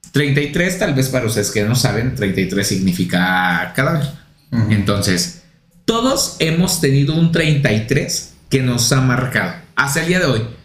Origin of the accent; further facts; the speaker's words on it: Puebla, Mexico; moved away as an adult; now in Mexico City, Mexico; yo vengo de Puebla